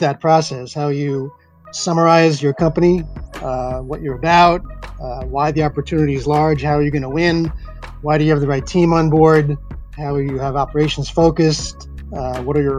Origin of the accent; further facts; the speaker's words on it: East Coast, United States; moved away as an adult; also born or lived in New York / Silicon Valley; I grew up in the East Coast